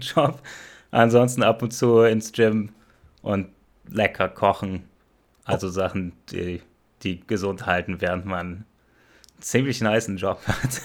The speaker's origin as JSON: {"language": "German", "country": "Germany", "first_language": "German", "said": "wir kommen alle aus Deutschland"}